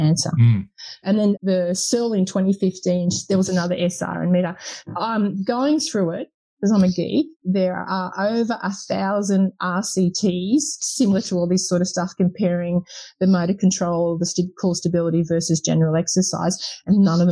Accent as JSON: {"language": "English", "country": "United Kingdom", "said": "being a Brit"}